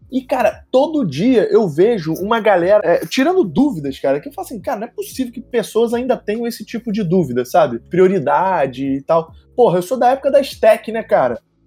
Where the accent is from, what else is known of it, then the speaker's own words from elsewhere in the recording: Rio de Janeiro, Brazil; eu sou do Rio, mais especificamente da Tijuca, que é quase um país, né, dentro do Rio de Janeiro, eu sou tijucano antes de ser é carioca.